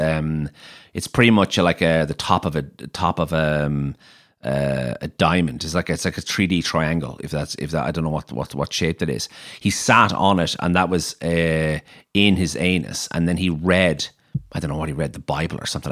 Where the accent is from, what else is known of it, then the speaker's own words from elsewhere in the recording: Maynooth, County Kildare, Ireland; moved away as an adult; also born or lived in Clondalkin / Dublin; now in Galway, Ireland; I was born in Clondalkin, um, and we, I, I grew up in Maynooth. I think I was in Maynooth from about four to seventeen